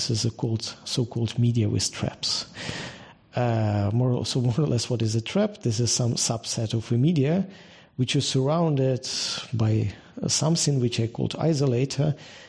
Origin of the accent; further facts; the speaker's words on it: Kharkiv, Kharkiv Oblast, Ukraine; I'm originally from Ukraine. I was born in Ukraine and spent the most of my life there. In particular, I finished my the university here. My hometown is Kharkiv.